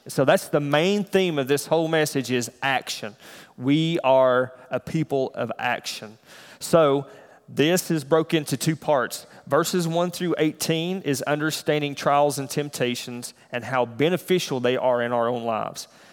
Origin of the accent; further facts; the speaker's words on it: the South, United States; now in Iowa, United States; I'm from the South